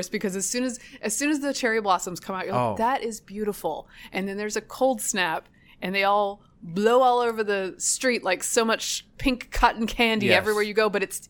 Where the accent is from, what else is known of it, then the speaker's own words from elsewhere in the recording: the South, United States; now in Washington, United States; I am from the South. I have a warm birthday.